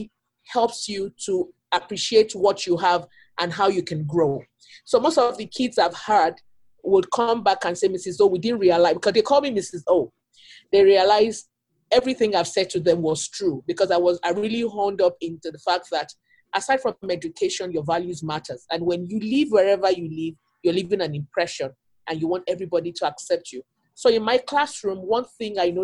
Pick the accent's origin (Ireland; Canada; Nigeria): Nigeria; moved away as an adult; now in Milwaukee, United States; I came in from Nigeria about 8 years ago